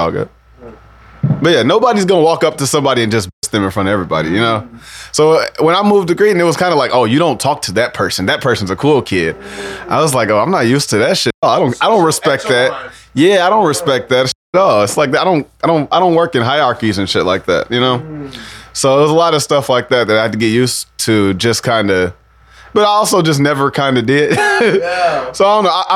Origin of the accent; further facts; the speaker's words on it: Sauk Village, Illinois, United States; moved away as an adult; also born or lived in Rogers Park, Chicago; I grew up in Sauk Village